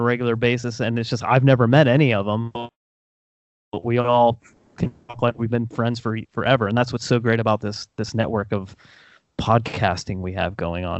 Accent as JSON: {"language": "English", "region": "New York", "country": "United States", "also_born_or_lived": "central Ohio", "moved": "yes", "lives_now": "Ohio, United States", "said": "I live in central Ohio, and it's about 10 hours to, because I'm originally from New York"}